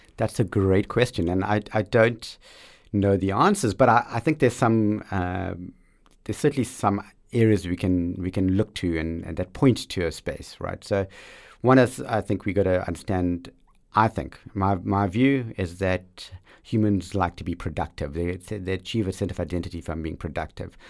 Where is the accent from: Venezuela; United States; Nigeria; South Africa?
South Africa; growing up in South Africa in that liberation struggle moment